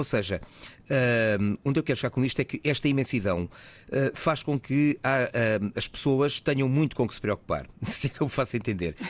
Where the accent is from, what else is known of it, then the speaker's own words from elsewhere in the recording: Fundão, Centro, Portugal; also born or lived in Porto / Lisbon; now in Faro, Portugal; embora eu seja beirão. Uhum. Sou do Fundão, enfim, depois por vicissitudes várias, passei pelo Porto, por Lisboa ah, e, e depois aterrei aqui em Faro e, e aqui fiquei.